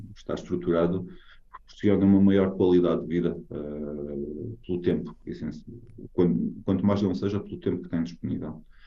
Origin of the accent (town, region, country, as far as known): Portugal; moved away as an adult; now in Norway